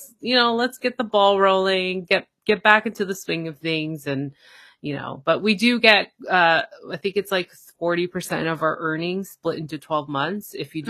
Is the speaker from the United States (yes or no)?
no; Toronto, Ontario, Canada; I'm from Toronto, Canada.